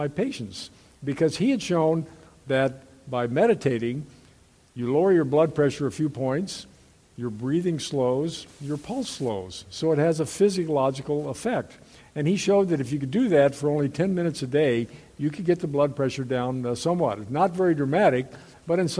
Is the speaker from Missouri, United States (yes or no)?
yes; Kansas City, Missouri, United States; also born or lived in Columbia, Missouri; I'm originally from Kansas City